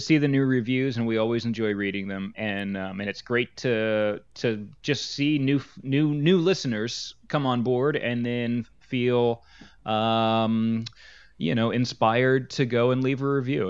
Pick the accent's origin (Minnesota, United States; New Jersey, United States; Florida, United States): New Jersey, United States; we come from New Jersey